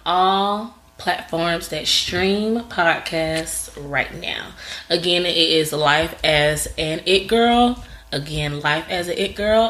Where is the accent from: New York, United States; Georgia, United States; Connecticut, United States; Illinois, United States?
Georgia, United States; Atlanta; I'm from Atlanta